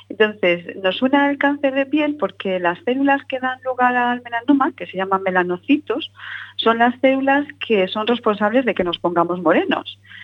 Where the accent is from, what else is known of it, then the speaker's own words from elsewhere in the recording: A Coruña, Galicia, Spain; moved away as an adult; now in Madrid, Spain; Yo estudié, bueno, desde tenía un añito hasta los 18, 19, así que yo me siento muy coruñesa